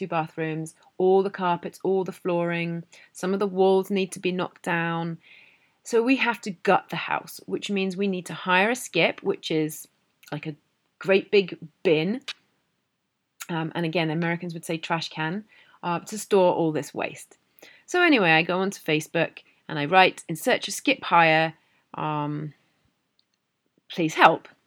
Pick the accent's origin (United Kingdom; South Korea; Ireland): United Kingdom; now in Canada; I'm a British person living in Canada